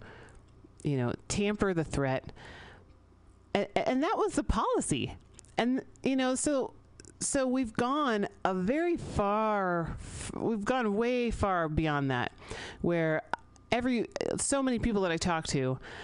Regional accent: San Francisco, California, United States; I grew up here in San Francisco

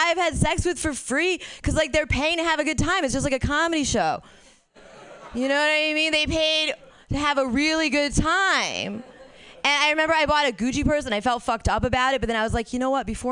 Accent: Connecticut, United States; we're from Connecticut

